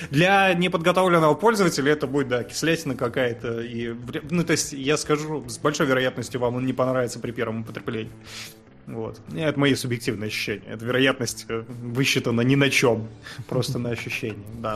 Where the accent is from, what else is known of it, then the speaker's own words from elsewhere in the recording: Kazakhstan; я хоть родился в Казах-, в Казахстане